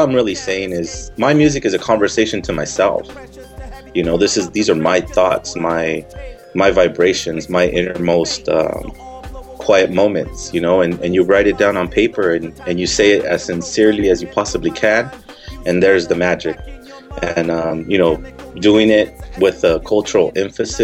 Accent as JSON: {"language": "English", "town": "Los Angeles", "region": "California", "country": "United States", "said": "I come from East Los Angeles"}